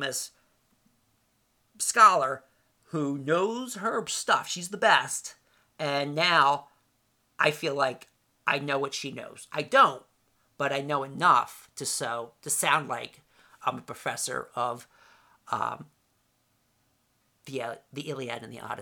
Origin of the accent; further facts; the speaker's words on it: Voorhees, New Jersey, United States; also born or lived in Camden, New Jersey; I lived in Voorhees, moved there in 1970 from Camden